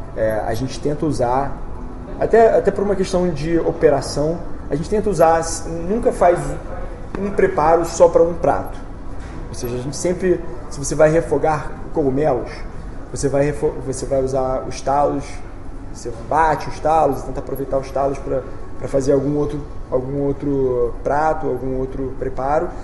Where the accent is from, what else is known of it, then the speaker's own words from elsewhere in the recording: Rio de Janeiro, Brazil; Eu sou do Rio